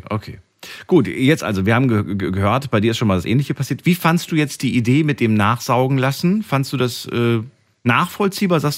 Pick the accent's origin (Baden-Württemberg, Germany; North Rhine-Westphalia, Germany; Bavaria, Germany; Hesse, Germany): Baden-Württemberg, Germany; Waldbronn; Ich komme aus Waldbronn, Busenbach.